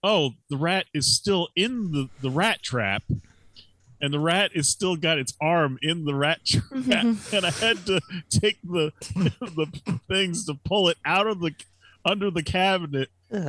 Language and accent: English; New Hampshire, United States; Oh, I gotta kill all these rats here. I'm from New Hampshire.